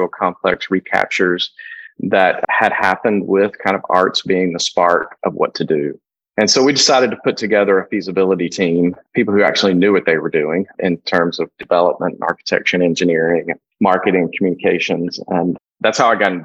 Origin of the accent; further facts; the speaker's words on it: North Mississippi, United States; moved away as an adult; also born or lived in Berkeley, California / Amsterdam, Netherlands; now in Memphis, United States; I'm from North Mississippi